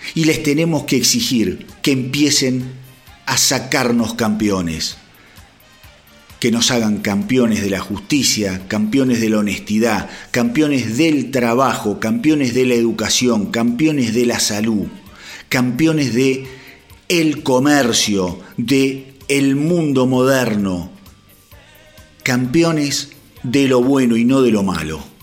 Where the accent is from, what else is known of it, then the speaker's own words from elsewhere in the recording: Argentina; como argentino